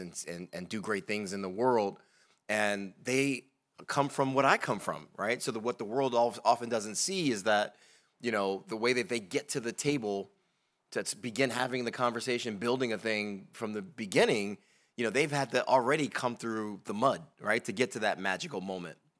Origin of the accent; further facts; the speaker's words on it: Bridgeport, Connecticut, United States; moved away as an adult; now in Baltimore, United States; I grew up in Bridgeport, Connecticut. You know, I'm not from Baltimore